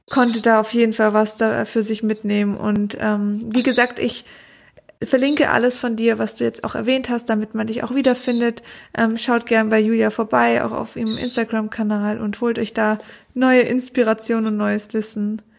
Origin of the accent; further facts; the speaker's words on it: Konstanz, Baden-Württemberg, Germany; Ah, ich komme aus Konstanz, ist jetzt gar nicht so weit.